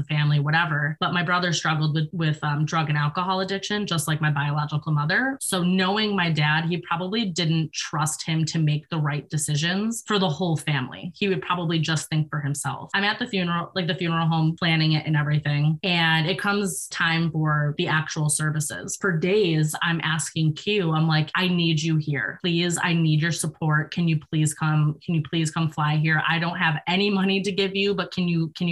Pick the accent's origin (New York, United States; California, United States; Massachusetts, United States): New York, United States; moved away; I'm from New York